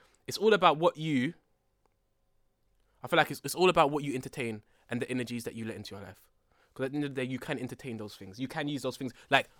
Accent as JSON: {"language": "English", "region": "London", "country": "United Kingdom", "tie": "born or raised there", "said": "I'm from Tottenham."}